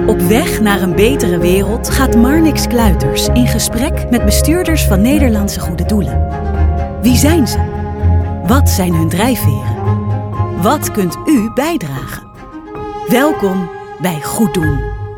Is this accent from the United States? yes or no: yes; United States; now in Netherlands; ik ben half Amerikaans, half Nederlands. Dus je hoort het niet aan mijn Nederlands, but I'm American actually.